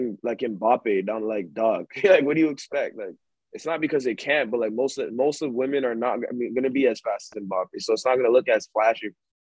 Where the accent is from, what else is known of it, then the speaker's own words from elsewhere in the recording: Ghana; I'm from Ghana, too.